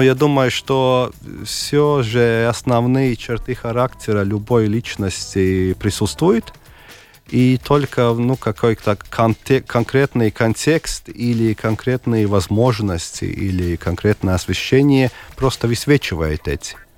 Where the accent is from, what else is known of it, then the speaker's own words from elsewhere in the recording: Daugavpils, Latgale, Latvia; also born or lived in Selonia / Ilūkste; Я родился в Даугупилсе